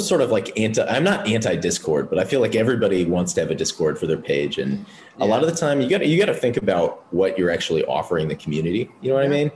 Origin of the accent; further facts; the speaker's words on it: Wisconsin, United States; I'm from Wisconsin, so there's not really much fashion related stuff there